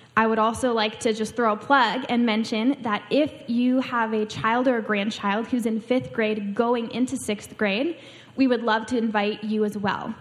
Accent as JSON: {"language": "English", "region": "Washington", "country": "United States", "tie": "born or raised there", "moved": "as an adult", "said": "I grew up in Washington State, on the other side of the country. I grew up right on the Canadian border and the edge of the ocean"}